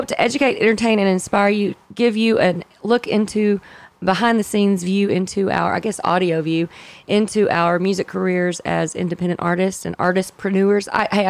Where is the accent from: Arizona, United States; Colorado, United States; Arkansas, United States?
Arkansas, United States; Magnet Cove; I grew up in Magnet Cove right out of Hot Springs, Arkansas. So we all came from small towns